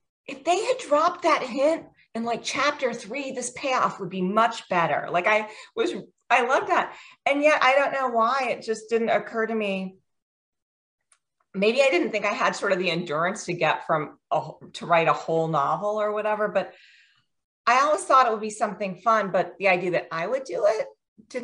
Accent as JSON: {"language": "English", "region": "Virginia", "country": "United States", "tie": "born or raised there", "also_born_or_lived": "Washington, D.C. / India (parents)", "moved": "as an adult", "lives_now": "Maryland, United States", "said": "I grew up in Virginia."}